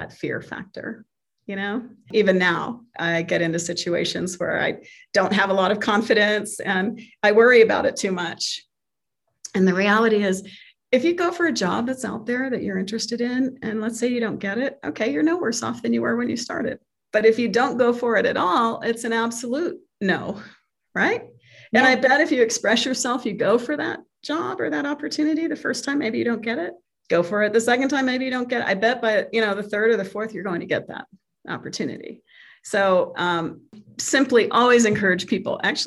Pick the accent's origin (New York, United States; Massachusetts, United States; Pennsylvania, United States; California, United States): California, United States; San Jose; moved away as an adult; now in Denver, United States; I grew up in California in the 70s and 80s